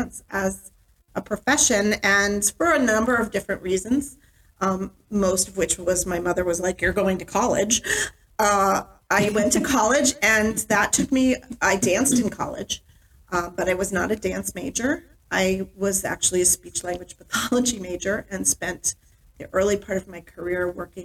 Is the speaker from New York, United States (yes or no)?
yes; New York, United States; also born or lived in Westchester County, New York / Rochester, New York; now in Vermont, United States; I grew up in New York State, in several places in New York State. Westchester County as an elementary school and junior high school student. And then I spent my high school years in Rochester, New York.